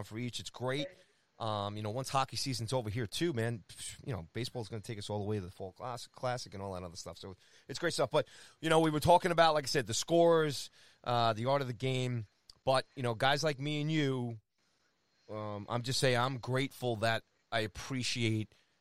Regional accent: United States; As American kids here

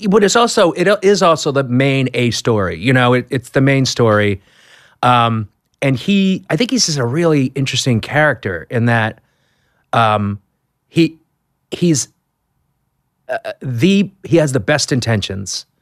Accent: Boston, Massachusetts, United States; I'm from Boston

